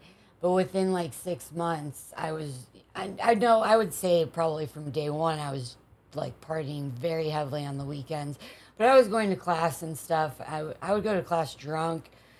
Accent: Cleveland, Ohio, United States; moved away as an adult; now in San Diego, United States; I grew up in Ohio

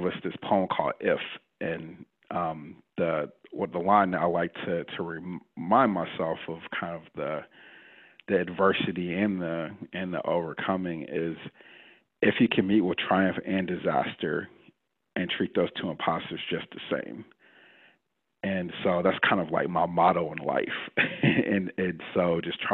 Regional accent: Detroit, Michigan, United States; also born or lived in San Francisco, United States; now in St. Louis, United States; I'm originally from the Midwest. I'm born and raised in Detroit

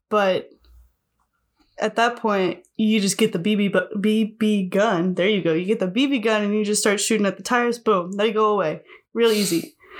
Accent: Rabbit Hash, Kentucky, United States; I was raised in Rabbit Hatch, Kentucky

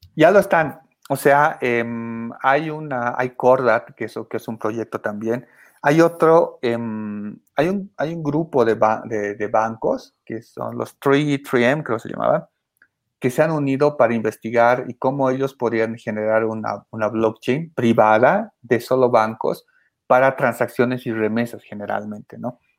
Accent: Bolivia; en mi país, ¿no? Que es Bolivia

